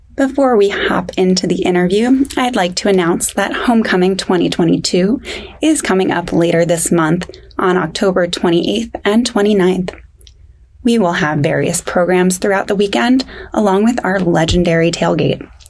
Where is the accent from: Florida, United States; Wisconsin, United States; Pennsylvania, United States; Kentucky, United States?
Pennsylvania, United States; Stroudsburg; I'm from Stroudsburg